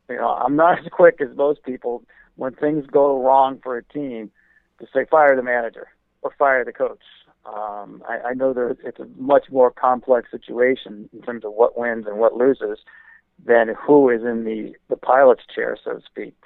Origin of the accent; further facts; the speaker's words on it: New Jersey, United States; when I was growing up in New Jersey